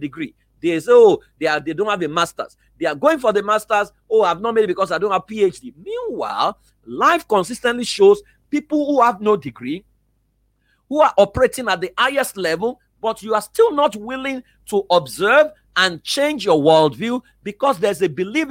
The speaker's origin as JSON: {"language": "English", "town": "Iworoko", "region": "Ekiti", "country": "Nigeria", "tie": "born or raised there", "said": "I was exposed to Iworoko Ekiti."}